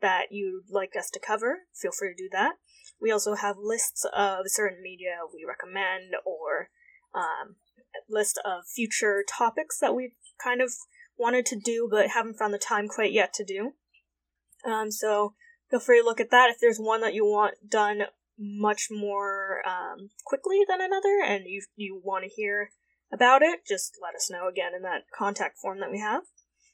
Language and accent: English; Connecticut, United States; also born or lived in Southern Vietnam; Connecticut, where around my hometown area